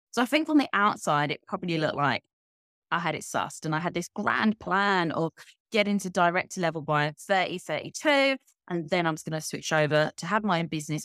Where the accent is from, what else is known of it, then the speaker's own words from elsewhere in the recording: Kent, South East England, United Kingdom; moved away as an adult; also born or lived in London; now in Valencia, Spain; I actually grew up in, if anyone knows England, Kent, it's like the county next t, to London